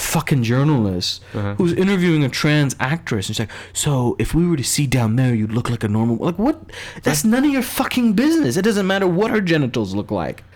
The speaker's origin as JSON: {"language": "English", "country": "United States", "said": "as an American"}